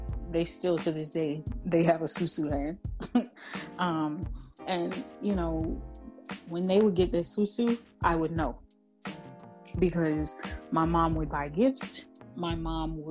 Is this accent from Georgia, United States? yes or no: no; California, United States; I was born and raised in California